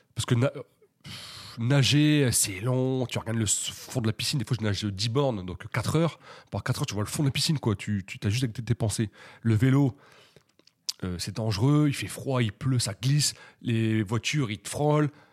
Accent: Hauts-de-France, France; je suis originaire des Hauts-de-France

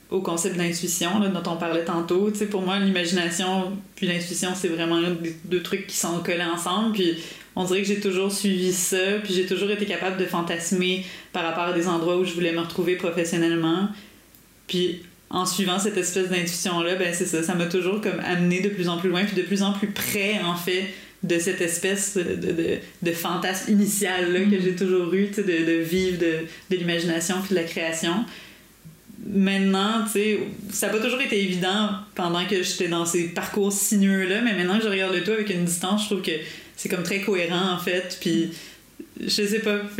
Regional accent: Quebec, Canada; Chez nous au Québec

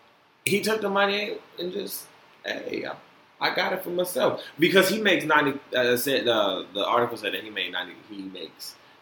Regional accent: Florida, United States; born there; I was born from y'all, you know what I'm saying? I was born in Florida.

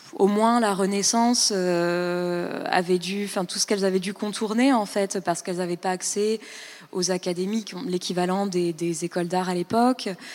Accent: Île-de-France, France; moved away as an adult; also born or lived in Berlin, Germany; moi, je venais de banlieue

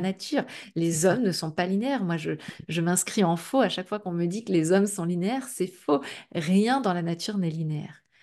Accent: Brittany, France; je suis bretonne aussi, donc euh, pas très loin de la mer

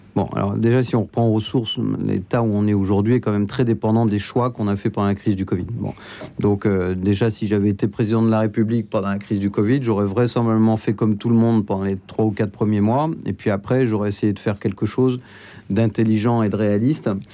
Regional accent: Flers, Normandy, France; je suis né à Flers dans l'Orne

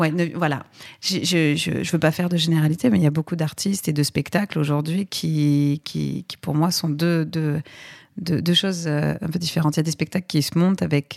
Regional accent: Aix-en-Provence, Provence-Alpes-Côte d'Azur, France; moved away as an adult; now in Paris, France; je viens d'Aix-en-Provence petite ville du Sud euh, très charmante.

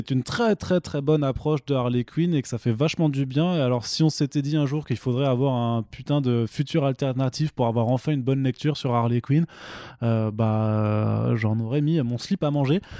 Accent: Italy; Je suis italien, j'ai le droit.

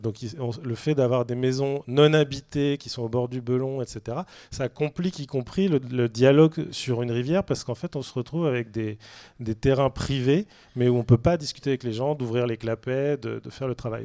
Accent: Saint-Brieuc, Brittany, France; Moi, je suis de Saint-Brieuc, donc c'est vrai que je suis d'une rivière très polluée, puisque je viens du bord du Gouette

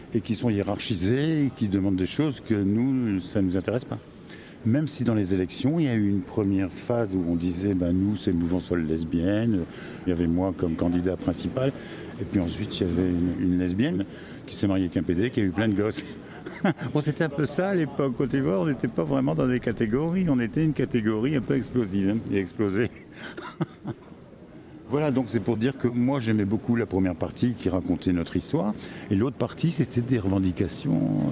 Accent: Tourcoing, Hauts-de-France, France; moved away as an adult; also born or lived in Lille / Aix-en-Provence / Montpellier; Je viens de Tourcoing

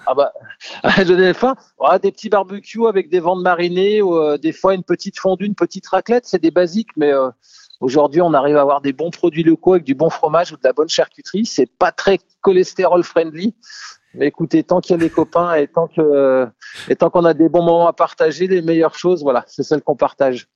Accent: Savoy, Auvergne-Rhône-Alpes, France; also born or lived in Cambridge, England / Lyon; je suis savoyard

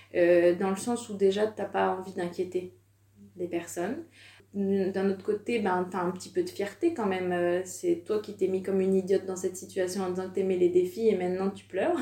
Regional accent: France; also born or lived in Savoie / Curitiba, Brazil; on vient de France

